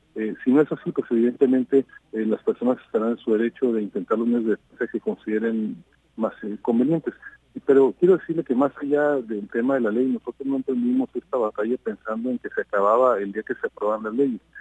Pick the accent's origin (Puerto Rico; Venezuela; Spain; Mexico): Mexico; los empresarios de Coparmex, eh, antes que nada, somos mexicanos